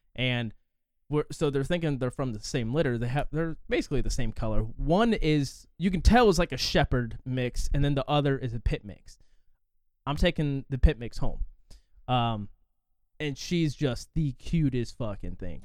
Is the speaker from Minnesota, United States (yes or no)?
no; forty miles west of Indianapolis, United States; I'm, like, forty miles west of it